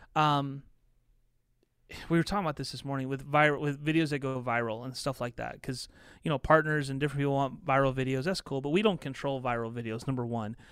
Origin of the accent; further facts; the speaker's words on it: southern Indiana, United States; moved away; also born or lived in Chicago, Illinois; I ended up graduating in a small town in southern Indiana